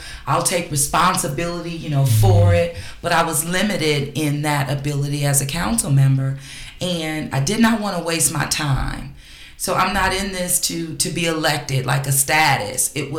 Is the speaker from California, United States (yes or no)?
yes; Los Angeles, California, United States; moved away as an adult; now in New Orleans, United States; Los Angeles.